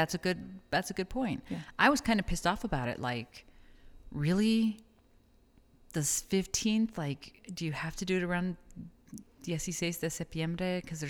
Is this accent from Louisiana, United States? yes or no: no; El Paso, Texas, United States; And I'm originally from El Paso, so that for me was like a borderland exclusive thing.